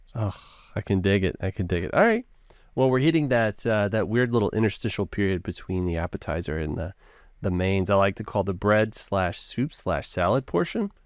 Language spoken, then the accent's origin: English; the South, United States; I'm from the South